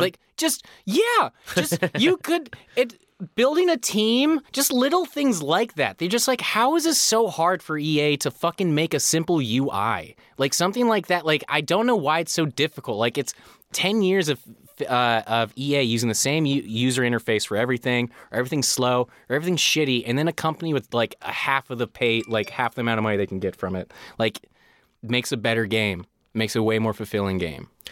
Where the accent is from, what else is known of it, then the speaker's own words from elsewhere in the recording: Chicago, Illinois, United States; moved away; also born or lived in Colorado; I grew up in Chicago, and I moved to Colorado when they got a hockey team